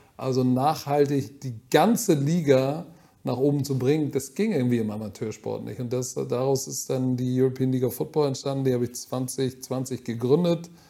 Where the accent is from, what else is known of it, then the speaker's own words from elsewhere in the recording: Hamburg, Germany; ich bin Deutscher, wirklich, ich bin ein echter Hamburger